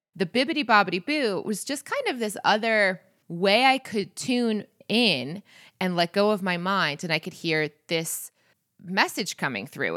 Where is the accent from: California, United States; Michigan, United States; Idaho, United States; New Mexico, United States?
Michigan, United States; moved away; I'm from Michigan. Like that is not from my childhood in the 90s